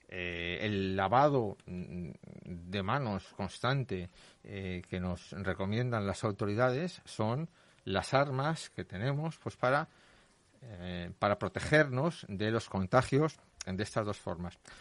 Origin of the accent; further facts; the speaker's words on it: Leganés, Community of Madrid, Spain; los leganenses somos y los madrileños y los españoles